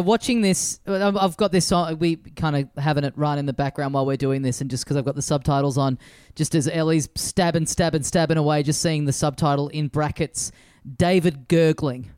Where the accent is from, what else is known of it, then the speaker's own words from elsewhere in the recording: Australia; as an Australian